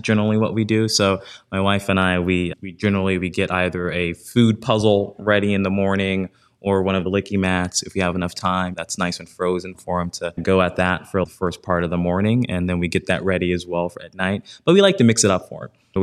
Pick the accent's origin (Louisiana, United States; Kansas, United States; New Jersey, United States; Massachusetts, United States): Louisiana, United States; New Orleans; moved away; also born or lived in New York; I grew up in New Orleans, single parent household